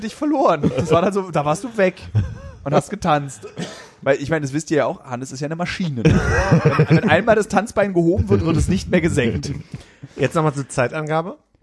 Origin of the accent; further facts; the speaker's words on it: Berlin, Germany